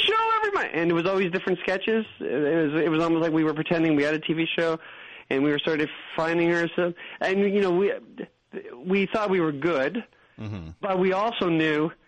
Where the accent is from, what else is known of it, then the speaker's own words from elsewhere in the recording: Canada; we're also Canadian